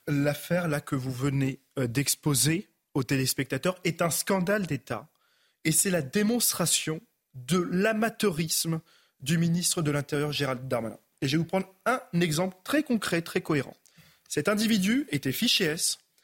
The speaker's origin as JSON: {"language": "French", "country": "France", "tie": "born or raised there", "said": "Je suis né euh, en France"}